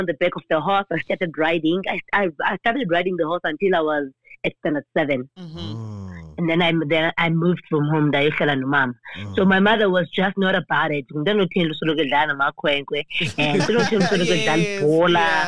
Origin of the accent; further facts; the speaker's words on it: Eastern Cape, South Africa; moved away; also born or lived in Queenstown; Born and bred in the Eastern Cape in Namakwe